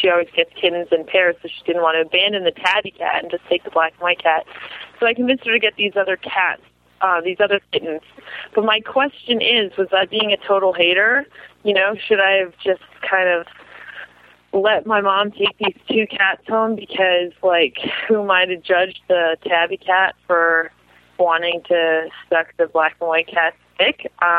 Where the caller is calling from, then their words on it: Massachusetts, United States; I'm calling from Massachusetts.